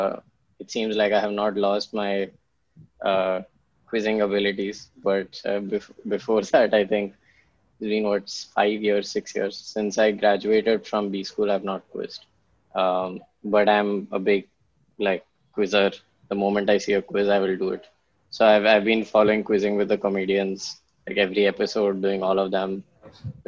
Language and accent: English; Pune, Maharashtra, India; also born or lived in Kanpur / Jamshedpur / Mumbai / Ahmedabad; So I'm actually in Pune. It's the city I grew up in. And I still live here